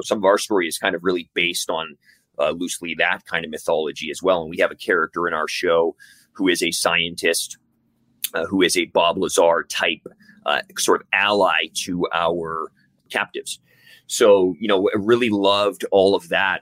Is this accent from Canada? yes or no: yes; Canada; also born or lived in Vancouver; We're two Canadian dudes